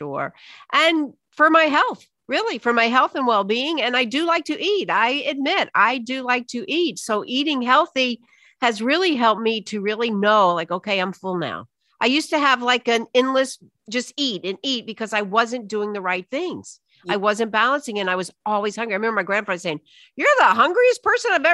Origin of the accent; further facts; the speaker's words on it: the South, United States; I was raised in the South on Southern Jewish cooking.